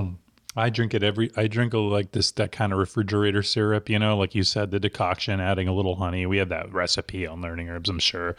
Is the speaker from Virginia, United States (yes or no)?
no; New Jersey, United States; moved away; in the East Coast growing up in New Jersey